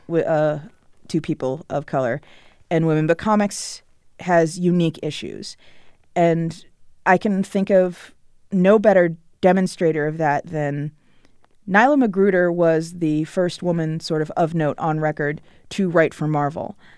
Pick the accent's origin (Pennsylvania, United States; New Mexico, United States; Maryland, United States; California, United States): Maryland, United States; Potomac; I grew up in Potomac, Maryland, which is a suburb of Washington D.C.